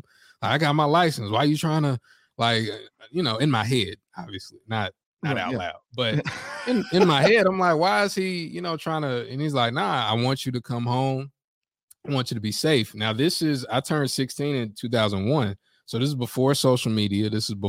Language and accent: English; the South, United States; And I'm from the South, so I'm used to it.